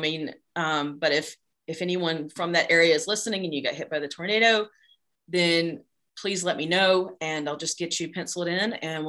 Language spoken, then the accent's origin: English; Newnan, Georgia, United States; my hometown of Noonan, Georgia